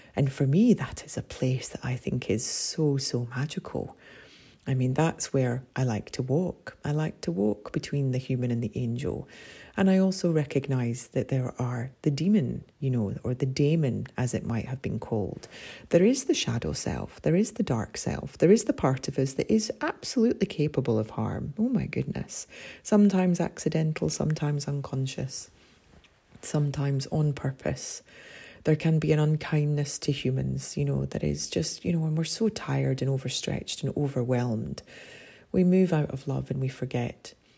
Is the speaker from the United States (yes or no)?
no; Scotland, United Kingdom; as a Scot and a Celt